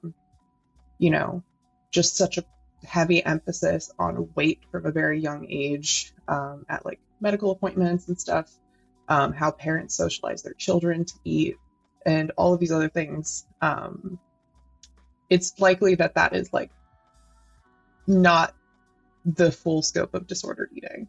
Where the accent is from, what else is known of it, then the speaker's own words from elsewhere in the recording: United States; I'm American and live in the US